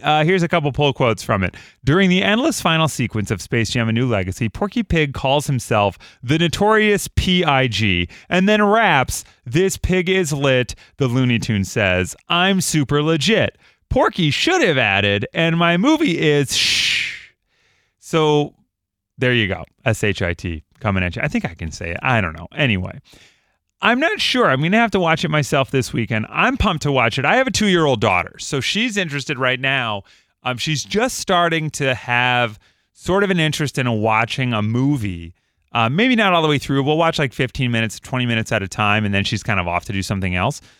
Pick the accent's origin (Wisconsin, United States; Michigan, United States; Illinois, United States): Illinois, United States; Chicago; Growing up in Chicago